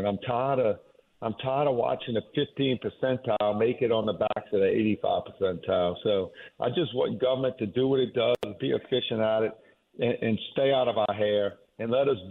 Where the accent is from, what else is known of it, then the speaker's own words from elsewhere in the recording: Jefferson Parish, Louisiana, United States; I was born and raised in Jefferson Parish and been here my entire life other than my military time